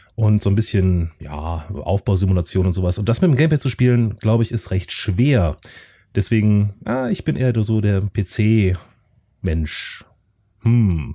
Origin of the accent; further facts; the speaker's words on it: North Rhine-Westphalia, Germany; ich komme auch aus NRW, allerdings aus einem anderen Teil von NRW als der Chris.